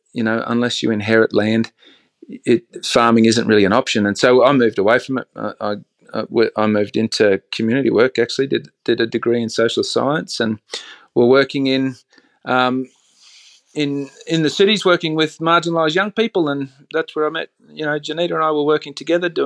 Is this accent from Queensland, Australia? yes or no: yes; Bundaberg, Queensland, Australia; I grew up in a town called Bundaberg, sort of central coastal Queensland